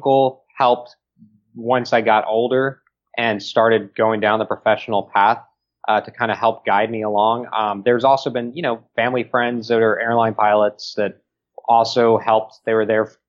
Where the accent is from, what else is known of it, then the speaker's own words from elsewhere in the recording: El Paso, Texas, United States; in El Paso for a wedding in my hometown